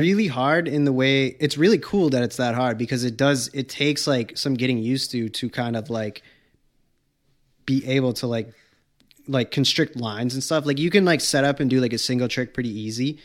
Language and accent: English; Wareham, Massachusetts, United States; I came from Wareham